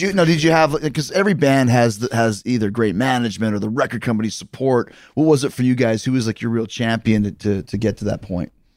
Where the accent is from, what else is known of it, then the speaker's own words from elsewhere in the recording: Winnipeg, Manitoba, Canada; moved away; also born or lived in Calgary; I grew up in Winnipeg, but I trained for wrestling in Calgary